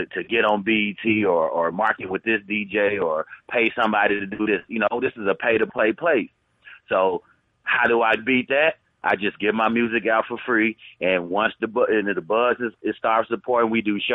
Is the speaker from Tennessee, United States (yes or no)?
yes; Memphis, Tennessee, United States; moved away as an adult; now in Las Vegas, United States; I'm originally from Memphis, Tennessee, Frazier to be exact, / South Memphis.